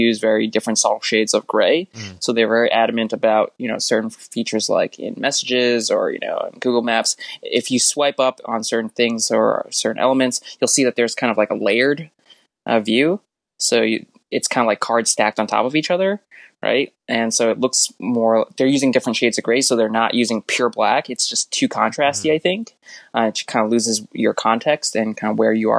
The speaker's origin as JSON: {"language": "English", "town": "New York City", "region": "New York", "country": "United States", "said": "I'm a New Yorker guy"}